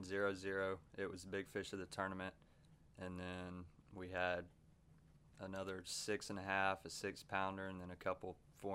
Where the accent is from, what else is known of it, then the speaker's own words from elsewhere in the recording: Helena, Alabama, United States; I'm from Helena, Alabama, and I'm a senior as well.